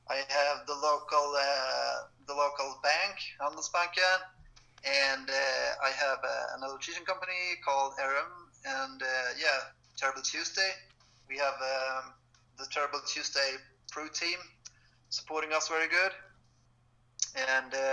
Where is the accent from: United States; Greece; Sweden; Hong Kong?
Sweden; Varberg, Halland County; born or raised there